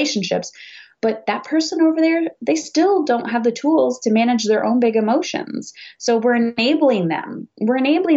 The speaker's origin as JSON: {"language": "English", "country": "Canada", "said": "I'm Canadian"}